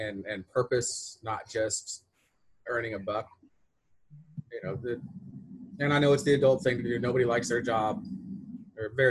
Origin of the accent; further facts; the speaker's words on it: Beeville, Texas, United States; also born or lived in Corpus Christi, Texas / San Diego, California / Tyler, Texas; Got married in my hometown of Beeville